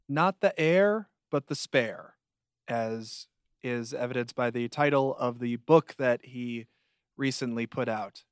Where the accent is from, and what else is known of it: Chicago, Illinois, United States